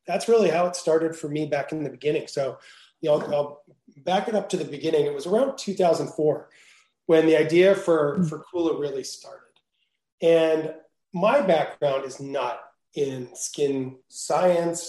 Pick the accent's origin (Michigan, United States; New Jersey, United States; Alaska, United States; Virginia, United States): New Jersey, United States; moved away as an adult; also born or lived in Venice, California; now in California, United States; I grew up in New Jersey